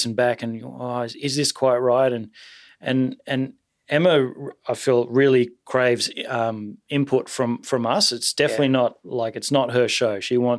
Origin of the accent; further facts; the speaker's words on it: Sydney, New South Wales, Australia; also born or lived in Taree; I was born in Taree, which is sort of, you know, northish New South Wales, you know. But been living in Sydney since I was six or seven. Mm-hmm. Yeah. So I guess I'm really a Sydney boy.